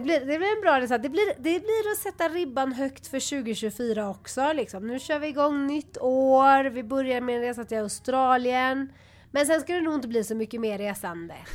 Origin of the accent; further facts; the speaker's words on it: Sweden; jag är så svensk